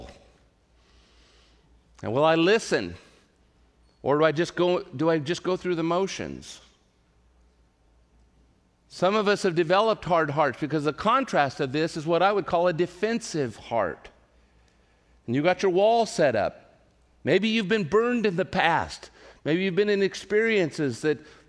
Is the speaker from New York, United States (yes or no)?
no; Central California, United States; moved away; where I grew up in Central California